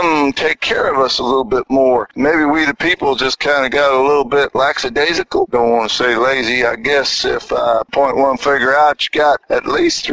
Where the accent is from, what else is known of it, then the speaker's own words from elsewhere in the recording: United States; I'm second generation American, but I'm an American citizen and I love my country